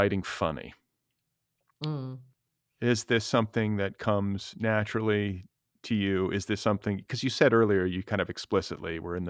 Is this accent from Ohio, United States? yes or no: no; Milwaukee, Wisconsin, United States; born there; moved away; I mean, I moved around a little bit and kind of lost I was born in Milwaukee. So then we left and I kind of lost everything.